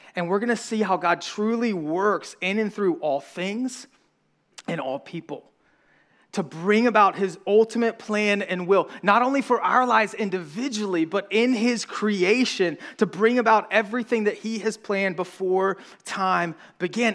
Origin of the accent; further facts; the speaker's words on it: the South, United States; accent: southern; we're from the South